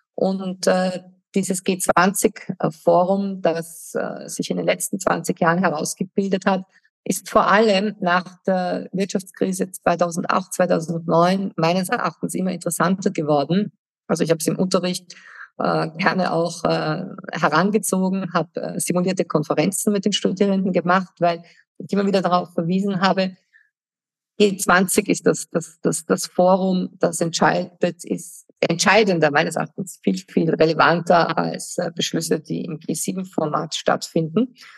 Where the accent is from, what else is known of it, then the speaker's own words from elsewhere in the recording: Germany; moved away; ich habe als Kind in Deutschland gelebt und ich habe die Friedensbewegung als Teenager mitbekommen